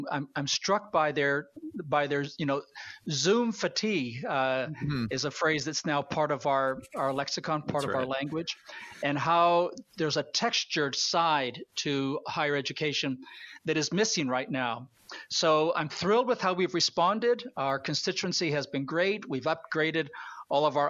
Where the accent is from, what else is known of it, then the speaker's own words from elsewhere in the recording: Canada; I am a Canadian